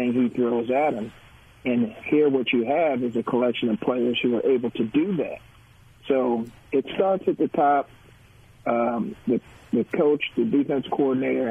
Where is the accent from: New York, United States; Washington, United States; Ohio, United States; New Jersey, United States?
New Jersey, United States; Art and I are cousins, and we grew up in New Jersey